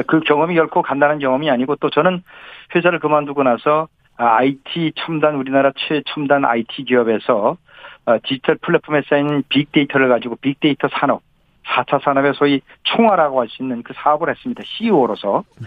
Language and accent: Korean; Gangwon, South Korea; now in Seoul, South Korea; 제가 어, 강원도에서 태어나서 강원도